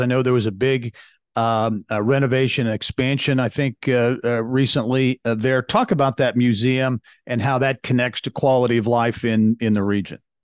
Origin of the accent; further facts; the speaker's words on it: Clinton, Indiana, United States; I grew up in Clinton, Indiana